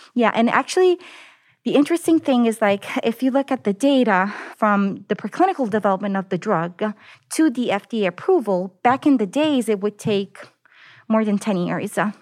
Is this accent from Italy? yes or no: yes; Naples, Campania, Italy; English is a second language; moved away as an adult; also born or lived in United States / Denver; now in Austin, United States; So I actually was born in the United States, but then I moved back to Italy. And I grew up there. I come from the southern part of Italy. The city is called Naples